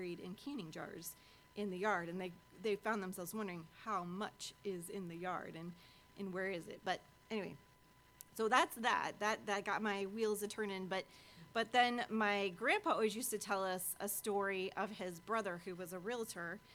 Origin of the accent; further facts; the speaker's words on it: Washburn, United States; growing up in Washburn